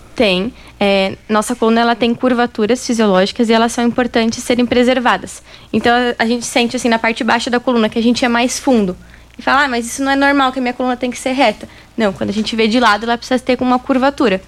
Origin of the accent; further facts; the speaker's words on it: São Paulo, Brazil; moved away as an adult; also born or lived in Rio Grande do Sul; now in Rio Verde, Brazil; Eu sou gaúcha, mas eu morei basicamente a minha vida toda em São Paulo.